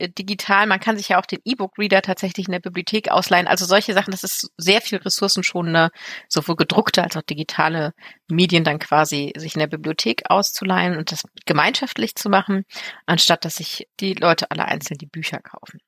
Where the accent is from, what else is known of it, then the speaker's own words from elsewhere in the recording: Germany; bei uns in Deutschland